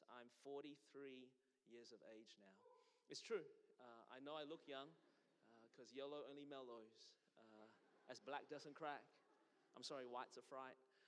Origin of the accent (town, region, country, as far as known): Melbourne, Victoria, Australia; born or raised there; moved away as an adult; now in Anderson, United States